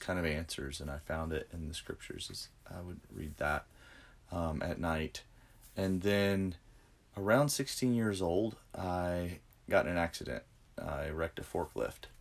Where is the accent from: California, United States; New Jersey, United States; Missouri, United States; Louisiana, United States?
Louisiana, United States; Central; moved away; I'm from Louisiana originally, so um, yeah. Um, grew up in Baton Rouge, Louisiana, a little town called Central